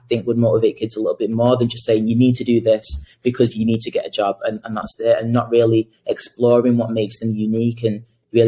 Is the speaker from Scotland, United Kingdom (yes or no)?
no; Salford, North West England, United Kingdom; I grew up in Salford